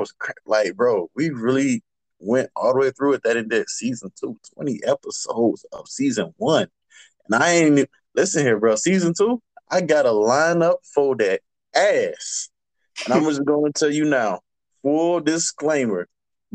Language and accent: English; Georgia, United States; I'm from Georgia.